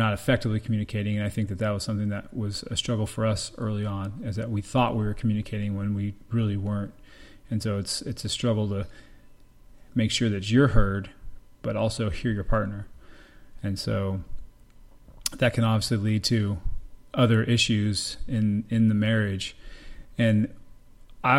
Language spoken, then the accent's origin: English; Colorado, United States; now in Tampa, United States; I'm a pediatric emergency medicine physician here in Tampa, Florida, originally from Colorado